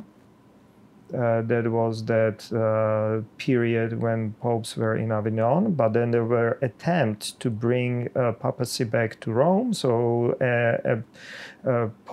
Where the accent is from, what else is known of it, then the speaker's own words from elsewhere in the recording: Czechia; now in United States; I am Czech